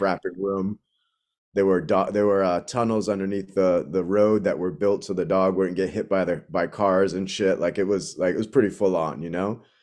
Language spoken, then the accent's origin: English; Boston, Massachusetts, United States; moved away as an adult; growing up in, in Dorchester, I've spent a lot of time growing up in Jamaica Plain and then in Dorchester